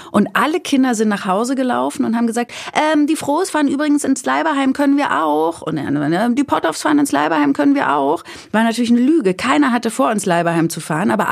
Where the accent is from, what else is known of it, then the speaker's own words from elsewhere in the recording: Bavaria, Germany; now in Berlin, Germany; zu dem sozialisierten Essen meiner Kindheit in Bayern